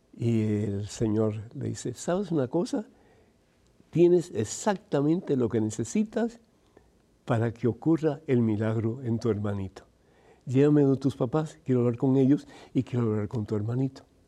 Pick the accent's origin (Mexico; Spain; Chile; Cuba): Cuba; Yo soy de Cuba